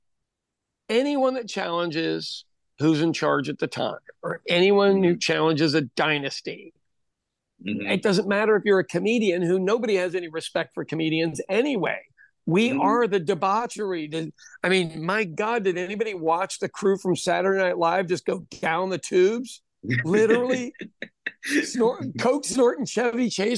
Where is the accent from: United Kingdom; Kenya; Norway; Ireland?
Ireland; As an Irish person